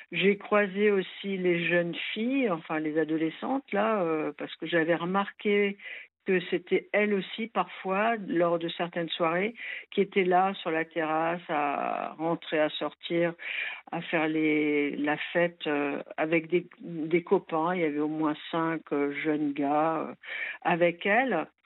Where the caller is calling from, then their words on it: Strasbourg, Grand Est, France; alors, moi je suis de Strasbourg.